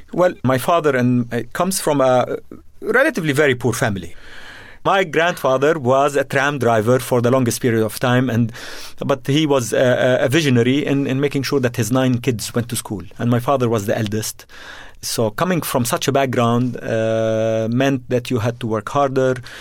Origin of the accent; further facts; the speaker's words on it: Jordan; also born or lived in Beirut, Lebanon; I was born in Beirut and, uh, but grew up in Jordan